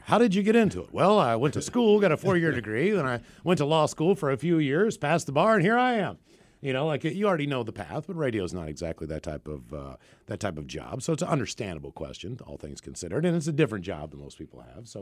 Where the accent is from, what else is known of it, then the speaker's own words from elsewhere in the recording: Morgantown, West Virginia, United States; moved away as an adult; also born or lived in Frederick, Maryland / Hagerstown, Maryland; I grew up in Morgantown.